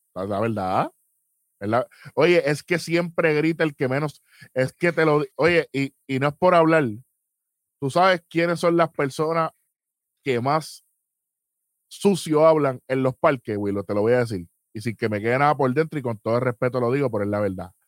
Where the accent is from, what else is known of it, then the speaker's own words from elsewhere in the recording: San Juan, Puerto Rico; yo me crié toda la vida en San Juan